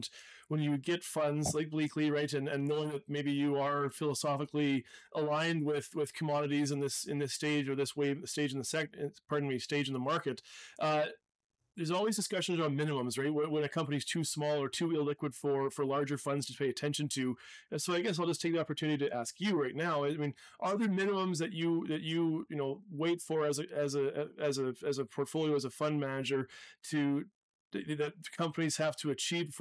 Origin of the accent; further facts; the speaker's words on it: Canada; as a Canadian